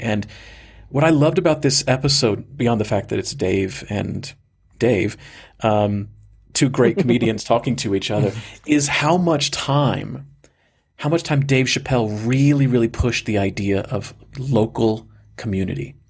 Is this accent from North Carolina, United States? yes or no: no; Georgia, United States; moved away; my heart and my soul is in Georgia, my my home state where I was born